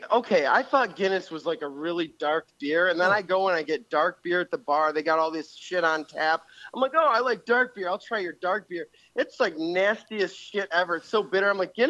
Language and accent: English; Syracuse, New York, United States; I'm from Syracuse, New York. I just came down here.